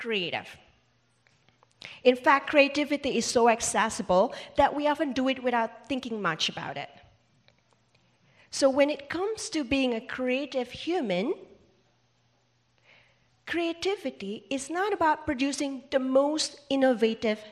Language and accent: English; Indonesia; now in New York, United States; I grew up in Indonesia